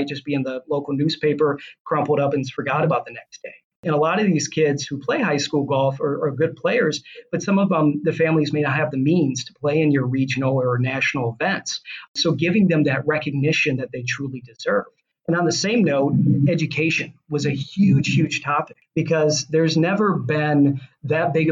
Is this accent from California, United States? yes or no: no; Michigan, United States; I grew up in Michigan myself